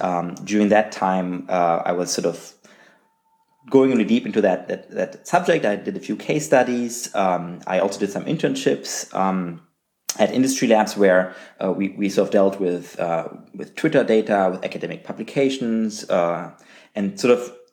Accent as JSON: {"language": "English", "town": "Magdeburg", "region": "Saxony-Anhalt", "country": "Germany", "tie": "born or raised there", "also_born_or_lived": "Calgary, Canada", "moved": "as an adult", "said": "I actually started a university in my hometown at the University of Magdeburg in Germany"}